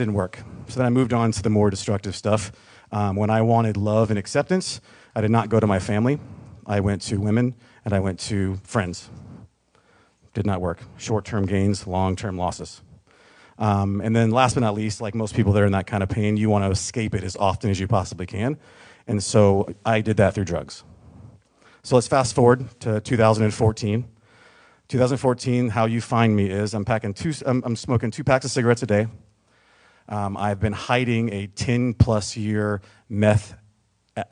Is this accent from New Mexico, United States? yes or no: no; Mississippi, United States; also born or lived in San Diego, California; born in San Diego in 1978, but I was raised in Mississippi.